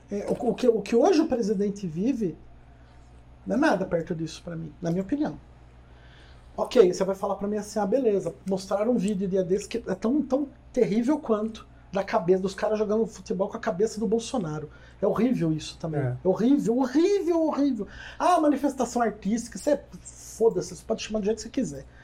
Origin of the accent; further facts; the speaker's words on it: Curitiba, Paraná, Brazil; born there; Eu nasci em Curitiba, gente.